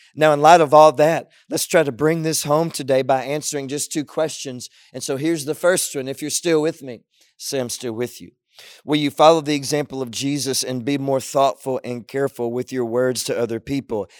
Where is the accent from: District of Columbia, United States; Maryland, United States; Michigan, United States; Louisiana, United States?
Louisiana, United States; Southwest; I was growing up in Southwest Louisiana